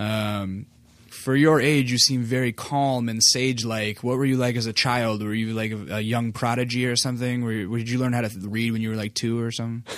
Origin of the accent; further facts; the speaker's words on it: Alaska, United States; moved away; I grew up in Alaska